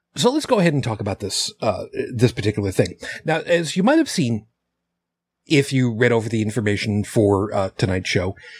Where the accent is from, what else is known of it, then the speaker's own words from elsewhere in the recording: Long Island, New York, United States; I grew up on Long Island, Long Island, New York